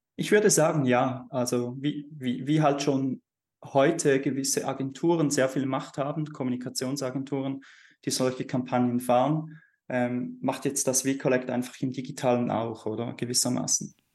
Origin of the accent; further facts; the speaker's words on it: Switzerland; bei uns in der Schweiz